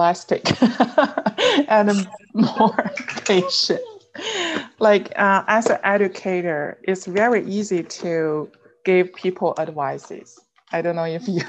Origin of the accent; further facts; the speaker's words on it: Jilin, China; English is a second language; moved away as an adult; also born or lived in Liaoning / Shenzhen / Beijing / Baotou, Inner Mongolia; now in Georgia, United States; I was born in Jilin province. That was the northeast part of China.